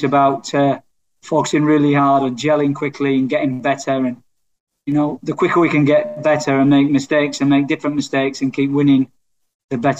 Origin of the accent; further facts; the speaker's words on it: England, United Kingdom; as an Englishman